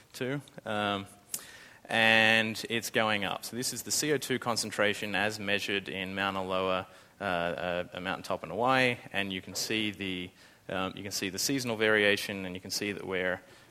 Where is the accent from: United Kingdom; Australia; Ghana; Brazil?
Australia; accent: Australian; now in San Francisco, United States; Australia, that's my accent